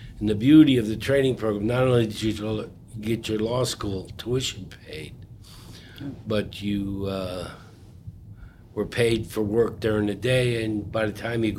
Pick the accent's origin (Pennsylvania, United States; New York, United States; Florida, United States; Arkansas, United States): New York, United States; Troy; I grew up in Troy, New York